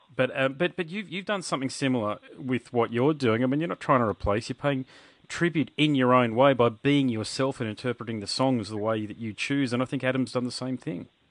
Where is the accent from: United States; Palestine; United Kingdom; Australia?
Australia; being Australian